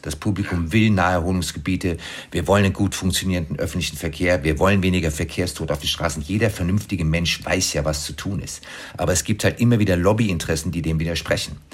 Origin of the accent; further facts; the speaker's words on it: Frankfurt, Hesse, Germany; moved away; also born or lived in Cologne / Rhine; in Frankfurt, wo ich aufgewachsen bin